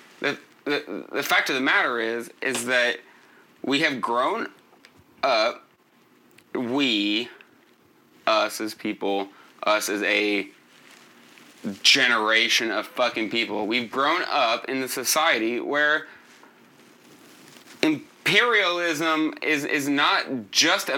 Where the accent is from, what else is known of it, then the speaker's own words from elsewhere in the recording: United States; I fucking like being American. I love being American